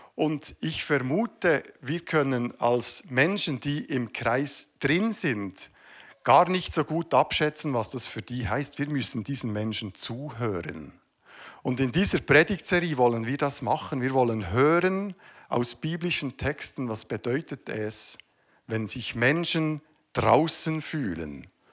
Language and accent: German; Switzerland; Ich bin Schweizer. Das gehört zu meiner Identität.